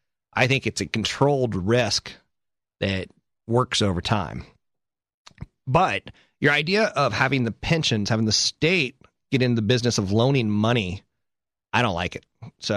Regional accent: Okinawa, Japan; Well, my home state is actually, I'm from Okinawa, Japan. I'm Japanese.

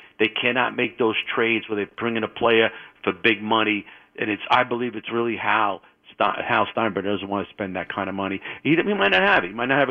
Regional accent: Bronx, New York, United States; now in Manhattan, United States; All right, and I grew up 30 minutes in the Bronx from Yankee Stadium, if you don't include traffic jams.

